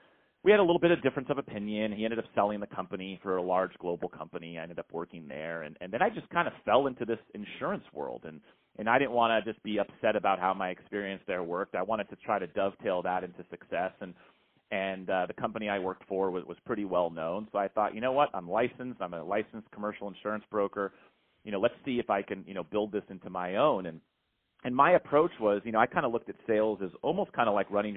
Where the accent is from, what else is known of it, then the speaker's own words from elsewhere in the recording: San Francisco Bay Area, California, United States; I grew up in the San Francisco Bay Area, you know, Silicon Valley